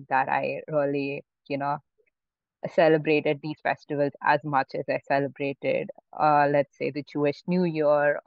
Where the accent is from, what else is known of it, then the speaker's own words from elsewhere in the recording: Mumbai, Maharashtra, India; also born or lived in Pune; I grew up in Mumbai, my whole family did